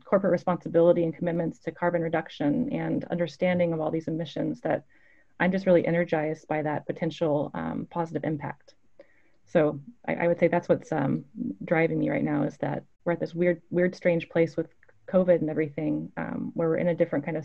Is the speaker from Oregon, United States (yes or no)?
yes; Clackamas, Oregon, United States; I grew up in Clackamas, Oregon